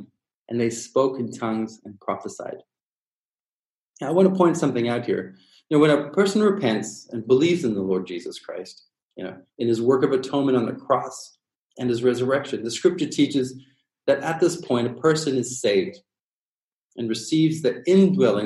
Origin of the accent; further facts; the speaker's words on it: Durban, KwaZulu-Natal, South Africa; I grew up in Durban, South Africa